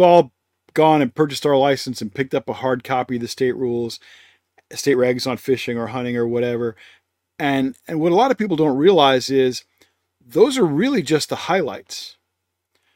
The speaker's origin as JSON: {"language": "English", "region": "Georgia", "country": "United States", "said": "I'm from Georgia"}